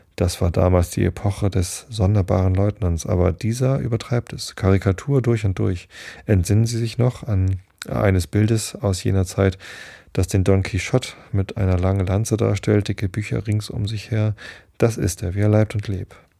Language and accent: German; Northern Germany, Germany; ich bin ja Norddeutscher